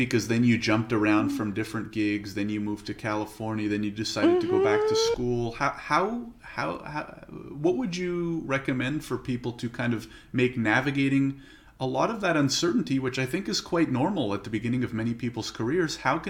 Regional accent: Canada; I'm actually a Canadian lawyer myself

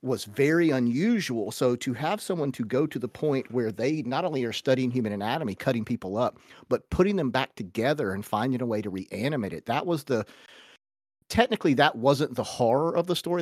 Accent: United States; as an American

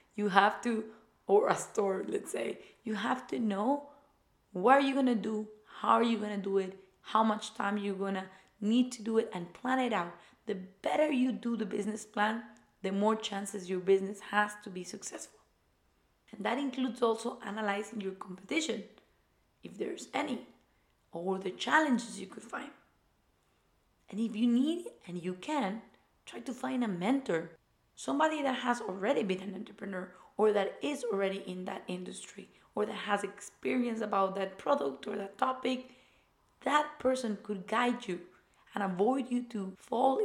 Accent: Ecuador; moved away; I went to the German school in my home country in Ecuador

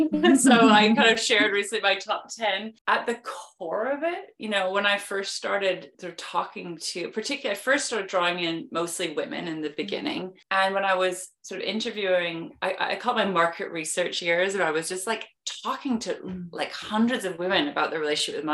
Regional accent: Vancouver, British Columbia, Canada; now in London, United Kingdom; I am originally from Vancouver, Canada, but I've been living in London, England for over 20 years, which is why I have a weird accent, just to explain that in the beginning.

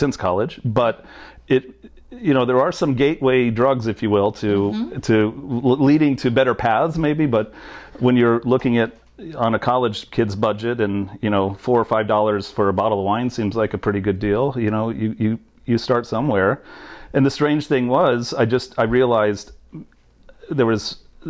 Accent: Evansville, Indiana, United States; I was born and raised in a town called Evansville, Indiana, which is southern Indiana

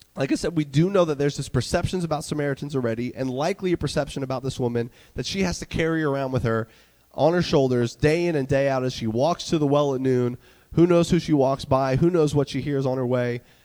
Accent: North Carolina, United States; moved away; the church that I grew up in in North Carolina

